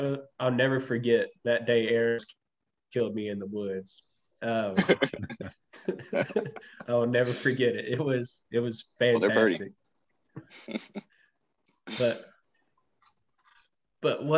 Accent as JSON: {"language": "English", "region": "Tennessee", "country": "United States", "moved": "yes", "said": "We're both from Tennessee, right, originally."}